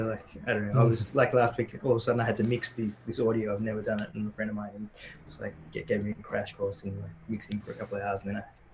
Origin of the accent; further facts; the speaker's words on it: Australia; also born or lived in Sri Lanka; I grew up in Australia, that's where I'm from.